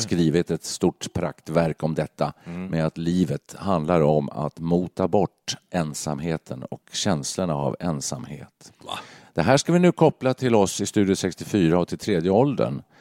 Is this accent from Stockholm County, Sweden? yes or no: yes; Stockholm County, Sweden; moved away as an adult; now in Stockholm, Sweden; flyttade in till stan och då alla kompisar var ju eh, där jag kommer från, norr om stan